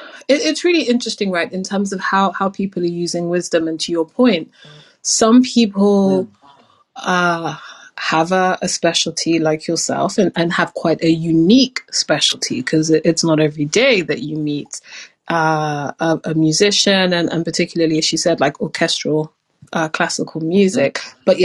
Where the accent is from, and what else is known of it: London, United Kingdom